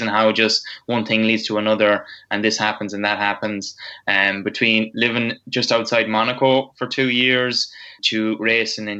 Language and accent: English; Roscommon, Connacht, Ireland; accent: strong Roscommon; I'm a lad from Roscommon, strong Roscommon accent